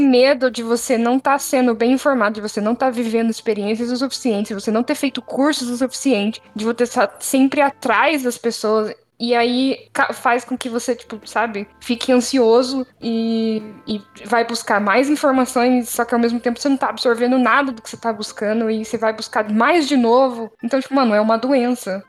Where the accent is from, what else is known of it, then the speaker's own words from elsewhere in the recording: Brazil; moved away; eu sou brasileira que mora num outro país